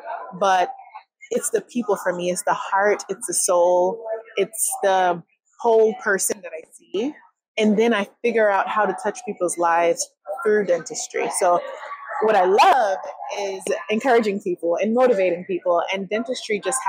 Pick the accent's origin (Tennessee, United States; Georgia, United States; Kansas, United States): Georgia, United States; Atlanta; also born or lived in Jamaica; I'm originally from Jamaica. I grew up in Atlanta